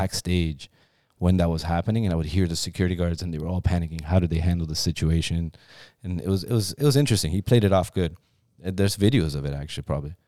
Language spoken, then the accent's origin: English; Ontario, Canada; also born or lived in Iran; I was born there, but I was raised in Canada.